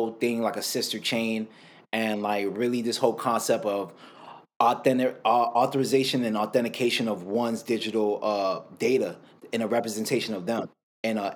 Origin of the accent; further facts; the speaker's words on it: Miami, Florida, United States; I'm born and raised in Miami, Florida